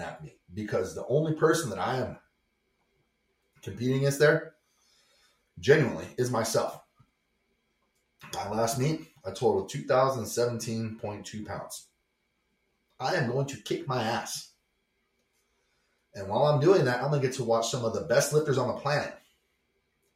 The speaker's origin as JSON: {"language": "English", "region": "Montana", "country": "United States", "said": "I am from Montana"}